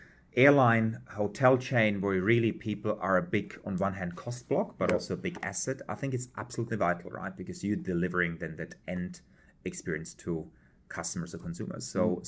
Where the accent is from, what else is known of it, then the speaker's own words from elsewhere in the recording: Prague, Czechia; born there; English is a second language; also born or lived in Germany / Switzerland; So I was born in Prague in a family of German parents. Spent some time in Czech, in Germany, had then a global role in Switzerland for Hilti